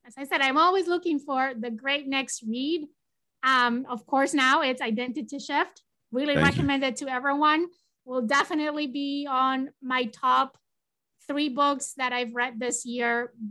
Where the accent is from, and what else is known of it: Spain; English is a second language